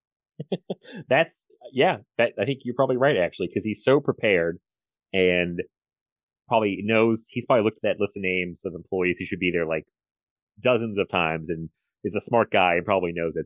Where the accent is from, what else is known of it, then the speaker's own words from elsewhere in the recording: United States; as an American